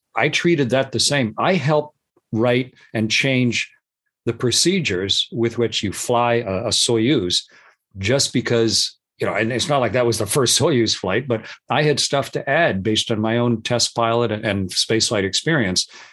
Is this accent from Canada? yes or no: yes; Canada; I'm Canadian